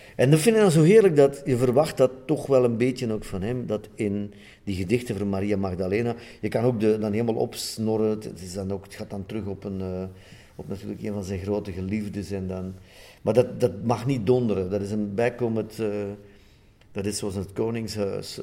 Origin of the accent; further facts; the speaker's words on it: Sint-Niklaas, Flanders, Belgium; uit mijn geboortestad